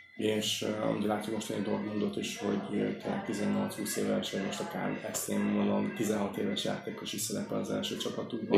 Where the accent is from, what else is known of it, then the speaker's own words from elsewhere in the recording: Hungary; also born or lived in Stuttgart; oda kikerültem magyarként, nem is beszéltem annyira jól